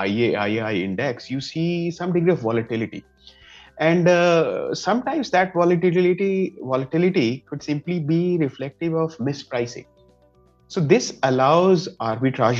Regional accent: Madhubani region, Bihar, India; I come from Madhubani region of India.

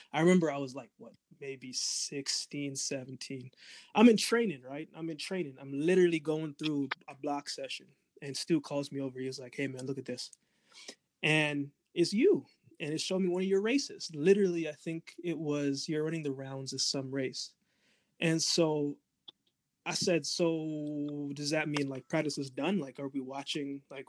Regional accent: Jamaica; cornmeal porridge, and I'm Jamaican first, so I'm with you there.

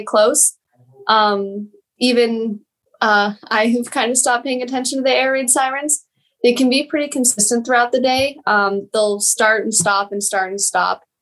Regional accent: Denver, Colorado, United States; moved away as an adult; also born or lived in Kyiv, Ukraine; now in Germany; I was born in Denver, always lived in Colorado up until October when I moved to Germany

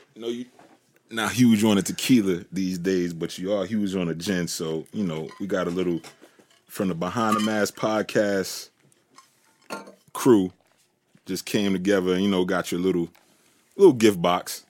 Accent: New York, United States; I'm from New York

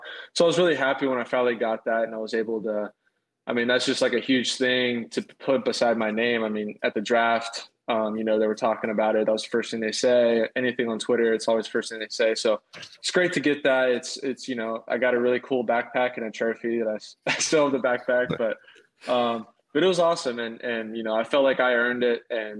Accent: Zanesville, Ohio, United States; born there; also born or lived in Mississippi; Yeah, I was born in Zanesville, Ohio, which is Southeast Ohio, kind of near West Virginia border. It's a real small town.

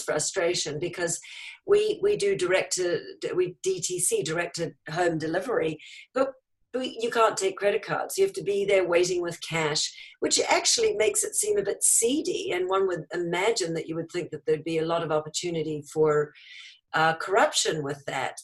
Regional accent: New Zealand; now in United States; New Zealand originally.

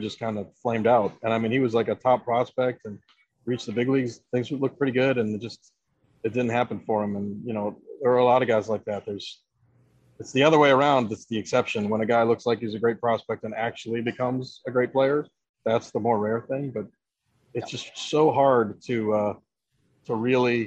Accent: Ohio, United States; moved away; I grew up in Ohio

